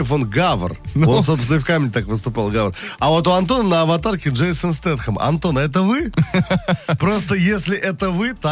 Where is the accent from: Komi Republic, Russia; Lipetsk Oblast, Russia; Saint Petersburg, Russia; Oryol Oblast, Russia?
Lipetsk Oblast, Russia; Lipetsk; Город Липецк.